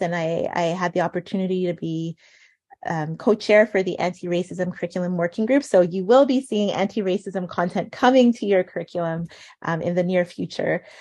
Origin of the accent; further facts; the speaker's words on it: Montreal, Quebec, Canada; now in Ottawa, Canada; when I was growing up in Montreal